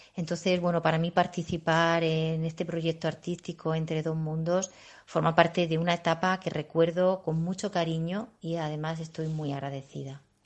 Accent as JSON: {"language": "Spanish", "town": "Orihuela", "region": "Valencian Community", "country": "Spain", "said": "Actualmente soy profesora de la Escuela Municipal de Danza de Orihuela, que es mi ciudad."}